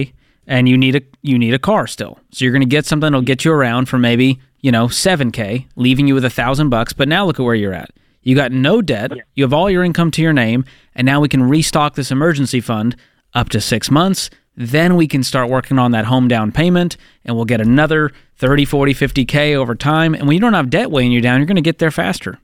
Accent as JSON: {"language": "English", "town": "Boston", "region": "Massachusetts", "country": "United States", "tie": "born or raised there", "said": "my hometown, Boston, Massachusetts."}